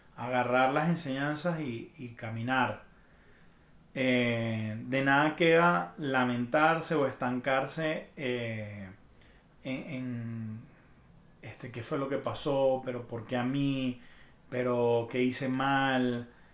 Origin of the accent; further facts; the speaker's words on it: Venezuela; moved away as an adult; now in Mexico City, Mexico; me fui de Venezuela